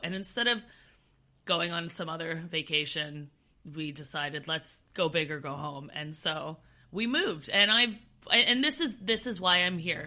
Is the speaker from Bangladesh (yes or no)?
no; Canada; now in London, United Kingdom; We're both from Canada, but now we live on complete opposite ends of the world